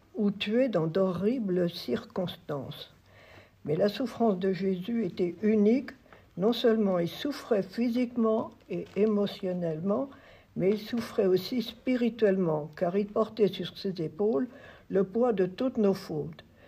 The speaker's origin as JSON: {"language": "French", "town": "Auvers-sous-Montfaucon", "region": "Pays de la Loire", "country": "France", "tie": "born or raised there", "also_born_or_lived": "Voutré", "said": "Je suis née à Auvers-sous-Montfaucon. C'est dans le canton de Loué. Donc, c'est pas bien loin. donc, je suis sartoise"}